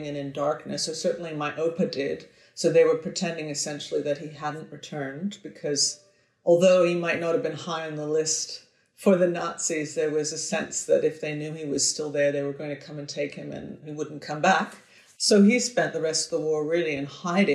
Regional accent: Victoria, British Columbia, Canada; They moved west to Victoria, where I am now. So I've returned to my hometown

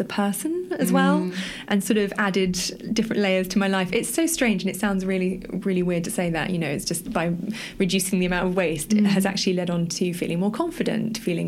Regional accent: United Kingdom; as a Brit

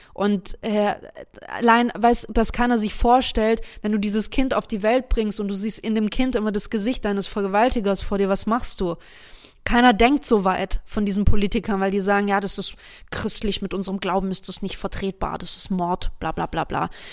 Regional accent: Germany; bei uns in Deutschland

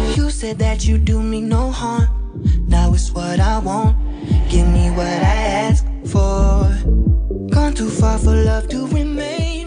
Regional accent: Florida, United States; I'm from Florida

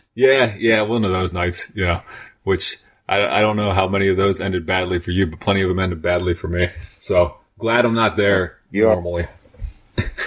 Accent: York, Pennsylvania, United States; also born or lived in Baltimore, Maryland; now in Lancaster, United States; when I grew up in York, I was always going to Baltimore and eventually moved there and lived there and came back and then into York. And now I'm here in Lancaster

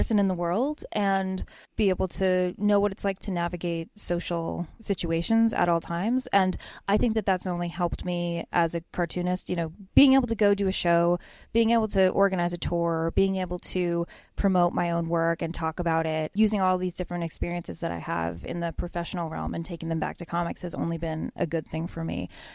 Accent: Bethlehem, Pennsylvania, United States; I grew up in Bethlehem, Pennsylvania, and my dad owns a newsstand there.

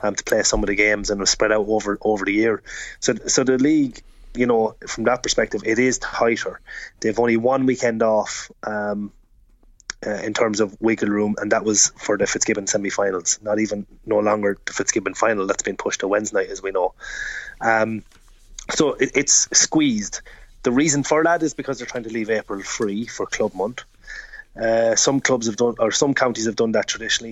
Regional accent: Offaly, Leinster, Ireland; I'm probably from Offaly

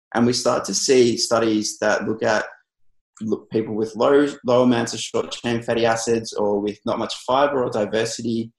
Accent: Melbourne, Victoria, Australia; I'm from Melbourne, Australia. So I'm a registered nutritionist here.

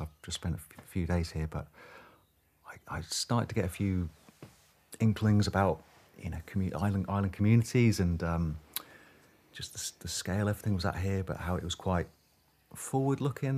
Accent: Hitchin, East of England, United Kingdom; moved away as an adult; now in Shetland, United Kingdom; I was born in Hitchin, uh, quite close to Luton in the southeast of England

